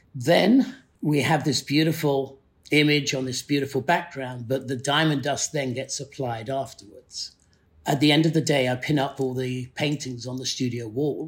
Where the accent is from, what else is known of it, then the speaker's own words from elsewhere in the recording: the north of England, United Kingdom; moved away; also born or lived in Yorkshire / Middlesbrough / Newcastle / Carlisle; growing up in Northern England in the 60s and 70s